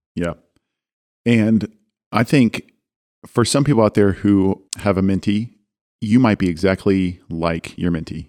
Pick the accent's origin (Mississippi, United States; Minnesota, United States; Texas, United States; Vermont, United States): Texas, United States; Dallas; I come from Dallas